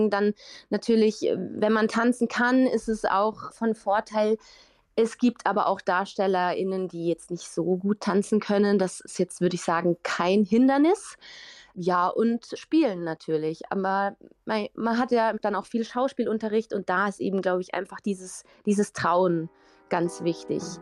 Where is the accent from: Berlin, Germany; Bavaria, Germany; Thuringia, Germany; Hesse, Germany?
Bavaria, Germany; Uffing; ich komme aus Uffing, kleines Dorf und irgendwie alle sagen, wow, du kannst so toll singen